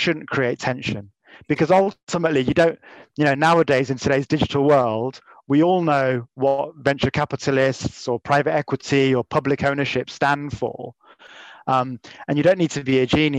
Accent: Leamington Spa, West Midlands, United Kingdom; I was born in Leamington Spa. I came back home

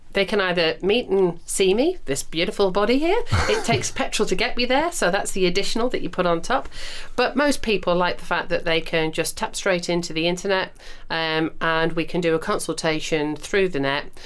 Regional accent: United Kingdom; we are British

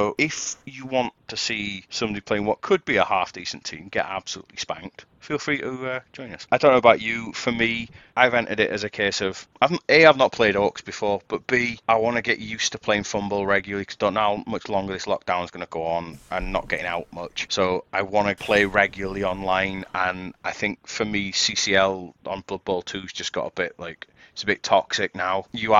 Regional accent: United Kingdom; I'm British.

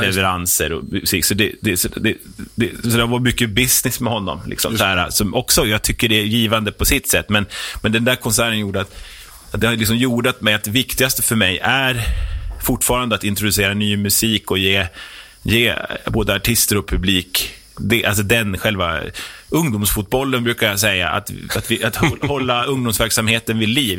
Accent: Herräng, Stockholm County, Sweden; also born or lived in Norrtälje; jag är 47 eh, år, eh, uppe från Herräng

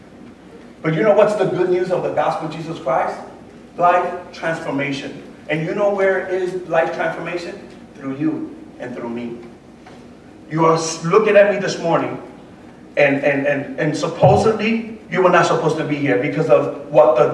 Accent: New York City, New York, United States; moved away; also born or lived in Puerto Rico / Lawrenceville, Georgia; I was born and raised in the Bronx

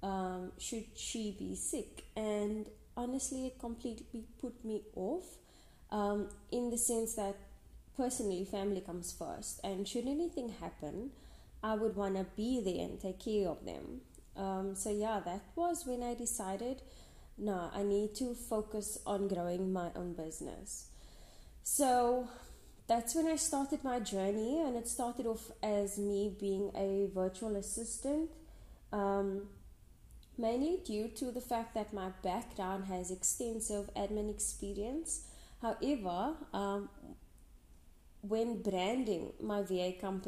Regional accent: Western Cape, South Africa; I'm from the Western Cape, South Africa

